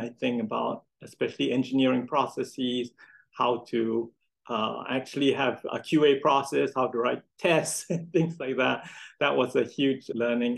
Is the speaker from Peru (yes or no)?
no; Singapore; I grew up in Singapore